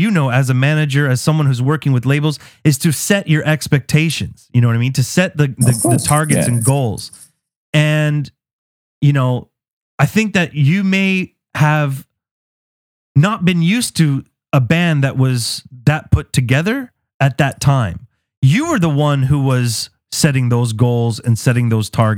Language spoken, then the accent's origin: English; Canada; as a Canadian